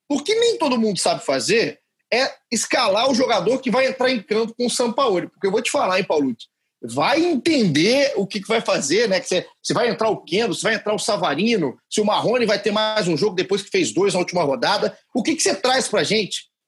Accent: Minas Gerais, Brazil; eu sou, eu sou da, da linha mais tradicional, eu sou mineiro, né?

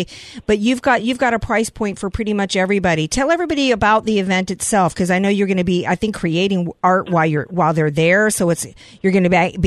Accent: New Orleans, Louisiana, United States; I'm from New Orleans. I'm a New Orleans Saints girl

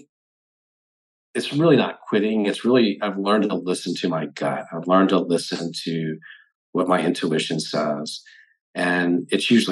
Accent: South Carolina, United States; I was in all the things that were pretty typical of somebody growing up in South Carolina

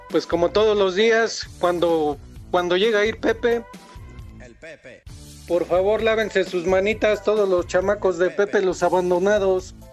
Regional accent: Toluca, State of Mexico, Mexico; Yo soy de Mero Toluca.

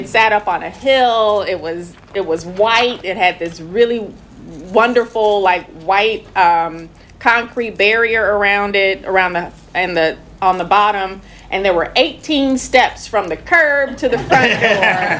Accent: St. Louis, Missouri, United States; growing up in Walnut Park.

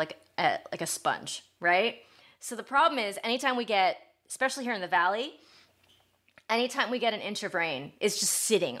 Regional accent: Ohio, United States; now in Los Angeles, United States; I'm from Ohio.

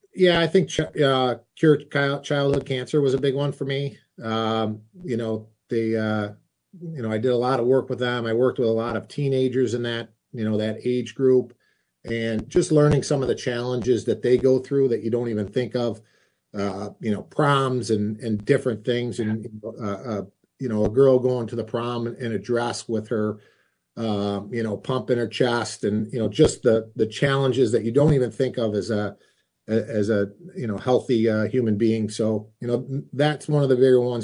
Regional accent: Rochester, New York, United States; my hometown

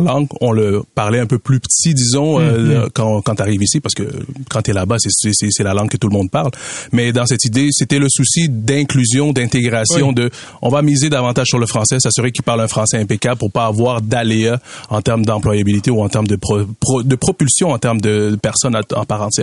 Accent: Katanga, DR Congo; now in Canada; on vient de, la région euh, du Katanga, on parle Swahili dans cette région du Congo.

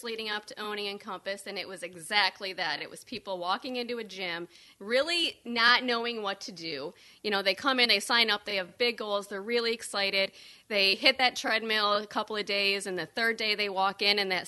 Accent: Cadillac, Michigan, United States; now in Saugatuck, United States; I am from the Cadillac area. I'm from Northern Michigan

